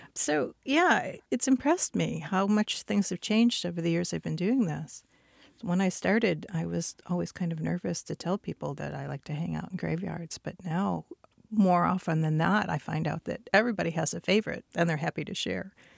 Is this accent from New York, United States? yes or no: no; Michigan, United States; I grew up in Michigan